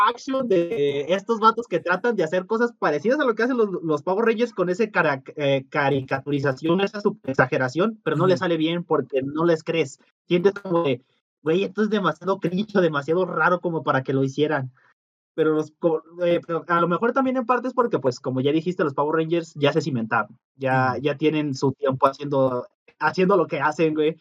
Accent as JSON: {"language": "Spanish", "country": "Mexico", "said": "Nosotros como mexicanos"}